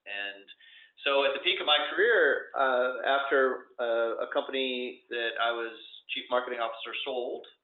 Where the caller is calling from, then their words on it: Denver, Colorado, United States; I'm calling in from uh, Denver, Colorado.